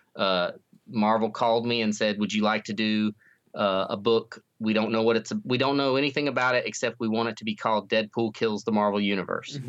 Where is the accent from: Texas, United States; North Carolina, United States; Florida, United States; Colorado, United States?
North Carolina, United States; now in Missouri, United States; I grew up in North Carolina, but I've been in Missouri for a long time now